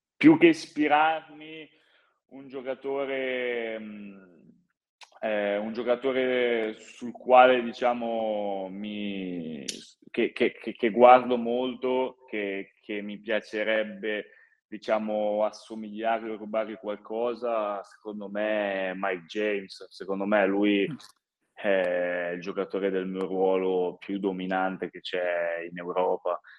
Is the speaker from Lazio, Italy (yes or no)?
no; Varese, Lombardy, Italy; moved away; un ragazzo nato e cresciuto a Varese, giocare a Varese penso sia incredibile